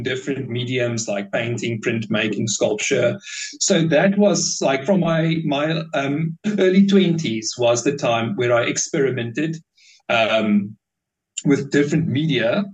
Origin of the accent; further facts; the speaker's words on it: Bloemfontein, Free State, South Africa; I was born in Bloemfontein in the Free State. And it's quite I don't know, not dull is a bit of a harsh way to put it, but it's a very quiet city. There's not that much happening, really, and growing up, there's not that much things